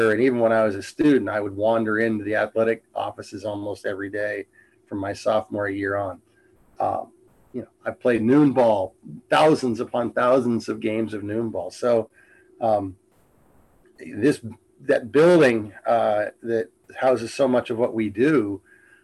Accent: Inglewood, California, United States; also born or lived in Pomona, California / Rancho Cucamonga, California / Calgary; now in Whatcom County, United States; I was born in Southern California, in Englewood

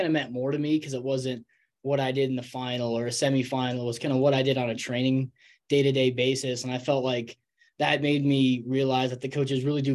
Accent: Golden, Colorado, United States; I'm from Golden, Colorado

